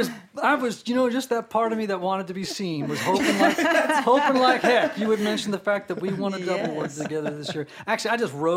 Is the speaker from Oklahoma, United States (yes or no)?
no; Southern Connecticut, United States; I'm from Southern Connecticut.